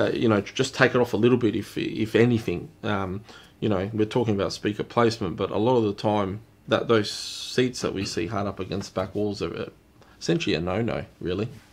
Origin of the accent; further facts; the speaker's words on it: Australia; We are Australian, so we pronounce things a bit differently.